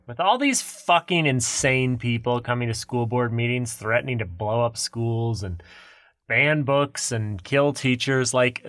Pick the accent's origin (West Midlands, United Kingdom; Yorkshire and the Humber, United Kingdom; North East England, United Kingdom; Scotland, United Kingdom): Scotland, United Kingdom; I'm Scottish.